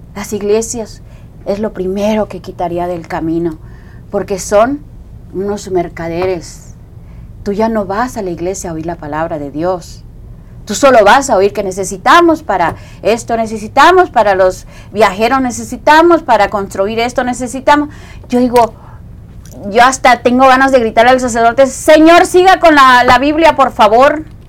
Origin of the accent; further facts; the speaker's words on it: Coatzacoalcos, Veracruz, Mexico; moved away; yo soy de, de Coaxacualcos, Veracruz